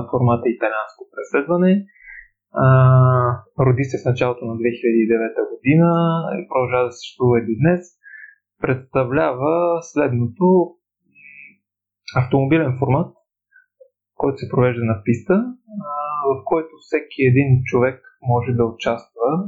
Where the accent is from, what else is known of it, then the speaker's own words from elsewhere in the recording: Pleven, Pleven Province, Bulgaria; от Плевен съм